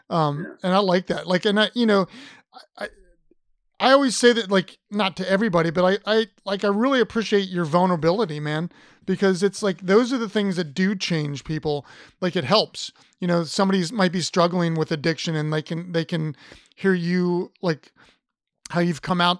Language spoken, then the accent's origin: English; Ohio, United States; I'm from Ohio.